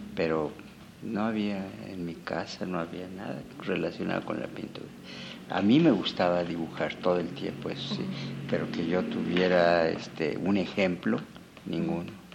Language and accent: Spanish; Mexico City, Mexico; also born or lived in Pátzcuaro, Michoacán; now in Morelia, Mexico; nací en Páscuaro, pero mis padres se vinieron a México por la revolución, entonces los primeros años fueron en Tacubaya